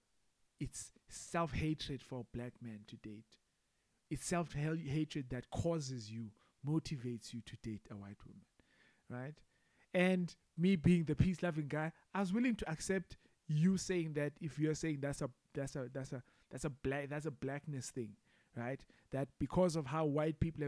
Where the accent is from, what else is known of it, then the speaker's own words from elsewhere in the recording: rural Mpondoland, Eastern Cape, South Africa; now in Durban, South Africa; growing up in Makaya, in the rural areas, with in a very proudly Mpondo family